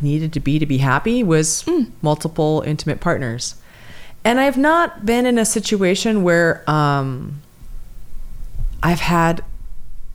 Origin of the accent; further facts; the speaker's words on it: California, United States; I'm from California